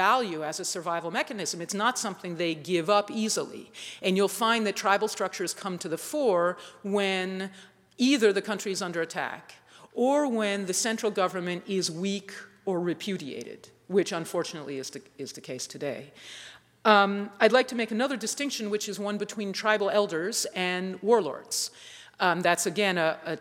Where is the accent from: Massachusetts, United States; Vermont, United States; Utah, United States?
Massachusetts, United States; I'm a citizen of the state of Massachusetts. I'm kind of proud of it. I always have been